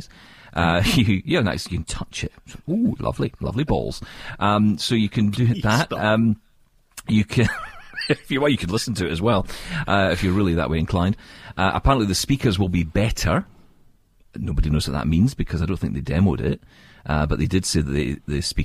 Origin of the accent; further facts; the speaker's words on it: Scotland, United Kingdom; I'm from Scotland